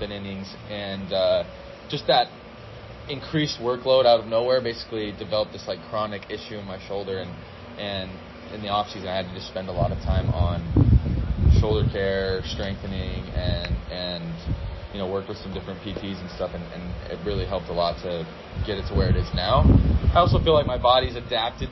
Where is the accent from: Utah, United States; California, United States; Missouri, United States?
Utah, United States; Murray; my hometown called Murray